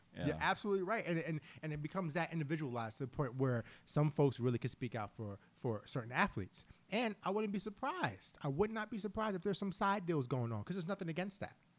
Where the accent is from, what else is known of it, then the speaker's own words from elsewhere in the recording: New York City, New York, United States; now in Philadelphia, United States; I am from Harlem